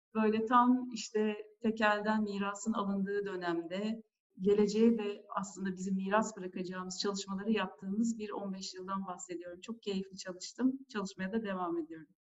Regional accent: Antalya, Turkey; moved away as an adult; also born or lived in Istanbul; 1980 Antalya doğumluyum ben de. Liseyi bitirene kadar Antalya'daydım.

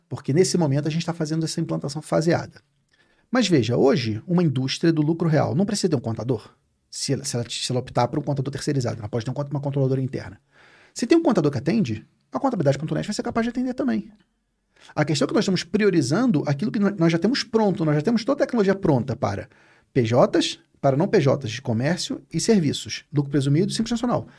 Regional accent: Rio de Janeiro, Brazil; Eu sou carioca

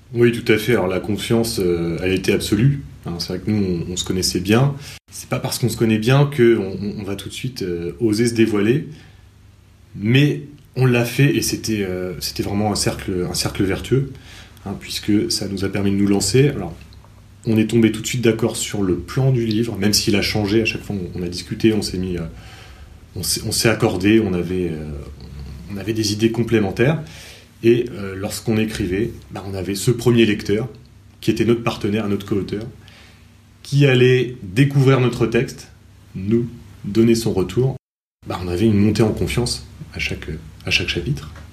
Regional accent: Cherbourg, Normandy, France; j'ai grandi également à Cherbourg. Euh, je suis professeur de lettres histoire dans cette même ville

